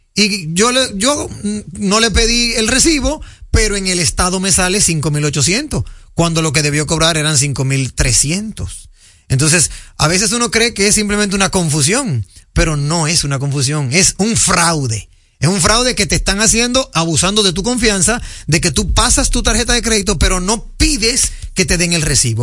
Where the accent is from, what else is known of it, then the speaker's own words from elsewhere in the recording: Dominican Republic; como buen dominicano